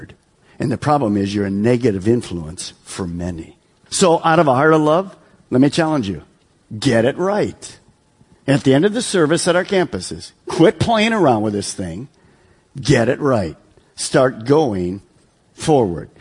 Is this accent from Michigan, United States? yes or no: yes; Detroit, Michigan, United States; moved away; I'm from Detroit, so we're in suburb of Detroit